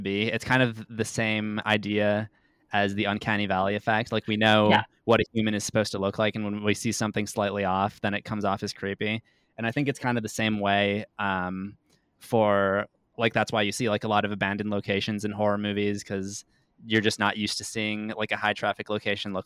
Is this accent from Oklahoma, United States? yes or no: no; Chicago, Illinois, United States; I grew up in Chicago, obviously, the Windy City